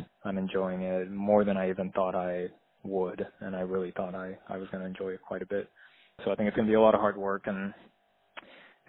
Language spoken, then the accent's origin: English; Puerto Rico; moved away as an adult; now in California, United States; I grew up in Puerto Rico, and I moved to California when I was 18.